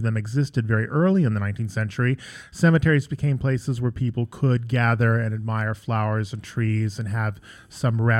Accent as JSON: {"language": "English", "area": "Long Island", "region": "New York", "country": "United States", "tie": "born or raised there", "said": "I grew up on Long Island"}